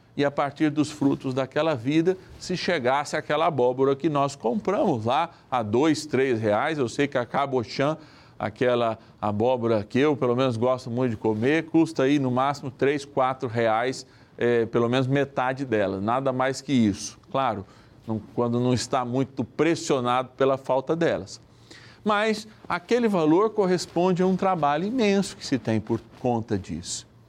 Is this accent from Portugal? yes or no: no; São Paulo, Brazil; Da minha linda São Paulo, capital, eu sou paulistano